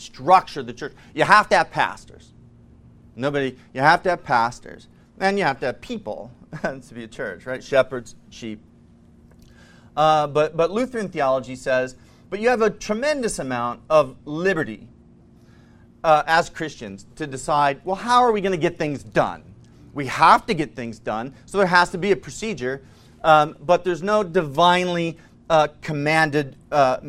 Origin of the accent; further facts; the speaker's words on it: Missouri, United States; I'm from Missouri